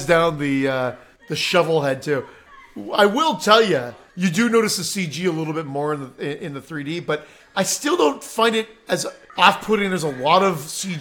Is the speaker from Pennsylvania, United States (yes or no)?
yes; Pennsylvania, United States; I'm from Pennsylvania.